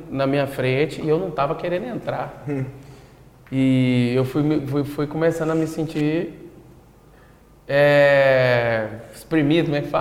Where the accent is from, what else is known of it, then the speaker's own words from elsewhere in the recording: Goiás, Brazil; Sim. O, o fato ah, de eu ah, não querer. de Goiás.